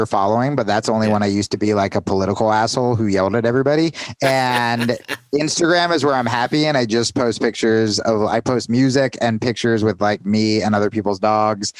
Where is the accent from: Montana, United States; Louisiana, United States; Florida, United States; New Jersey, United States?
New Jersey, United States; also born or lived in New York; now in Arizona, United States; I was 16 and I was coming in from New Jersey